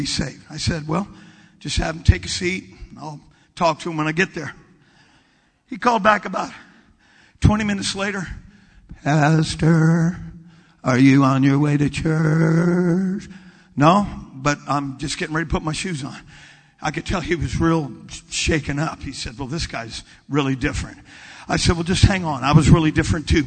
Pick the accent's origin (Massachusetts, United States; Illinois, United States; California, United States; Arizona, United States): California, United States; moved away as an adult; also born or lived in Washington; I'm from California.